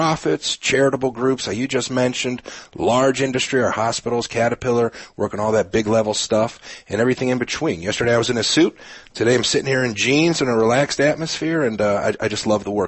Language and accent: English; Canton, Ohio, United States; moved away as an adult; also born or lived in Wooster, Ohio; now in Peoria, United States; I'm originally from Canton, Ohio, home of the Pro Football Hall of Fame